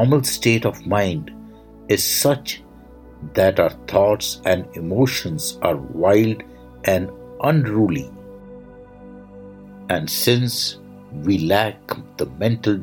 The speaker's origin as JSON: {"language": "English", "country": "India", "said": "I am the Indian monk"}